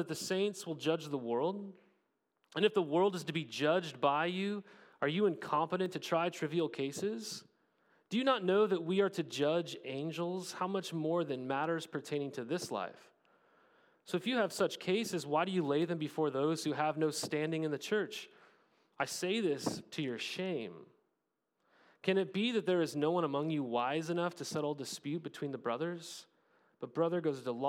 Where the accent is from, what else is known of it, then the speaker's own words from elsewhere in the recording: United States; We're more American in our citizenship